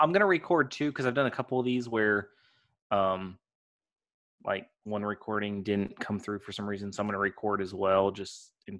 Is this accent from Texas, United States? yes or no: yes; Texas, United States; So I'm from kind of all over. My dad was not military, but moved around as if he was. He got restless easily. So I pretty much grew up in Texas, though.